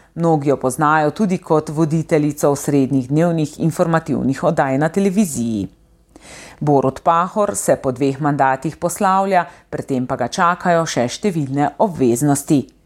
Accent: Slovenia

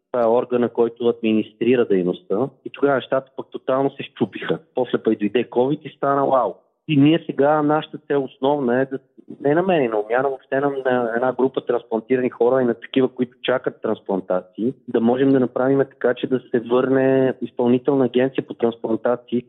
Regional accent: Velingrad, Pazardzhik Province, Bulgaria; moved away; Роден съм в Велинград, съм израснал там.

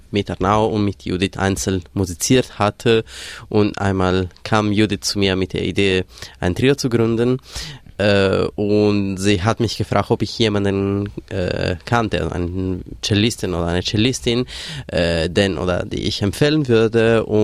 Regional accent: Sardinia, Italy; moved away as an adult; now in Germany; Ich komme aus Sardinien, Süditalien, aber ich wohne seit zwölf Jahren in Deutschland.

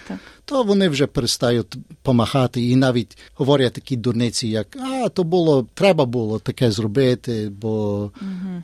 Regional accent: Australia; Ми з Австралії вміємо по-українськи

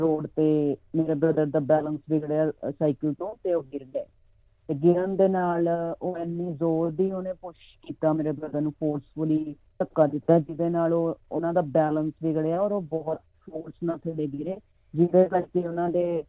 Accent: Mohali, Punjab, India; moved away as an adult; now in Sydney, Australia; ਅਸੀਂ ਪੰਜਾਬ ਚ ਮੋਹਾਲੀ ਦੇ ਰਹਿਣ ਵਾਲੇ ਆ

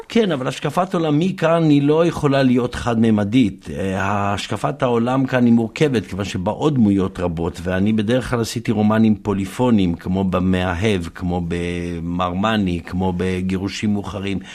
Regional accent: Jerusalem, Jerusalem District, Israel; אני גם ירושלמי וגם uh, ממוצא ספרדי

